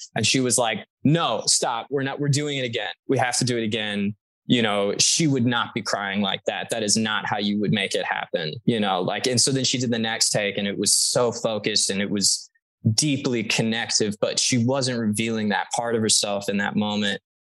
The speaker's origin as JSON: {"language": "English", "region": "Texas", "country": "United States", "said": "I'm from Texas"}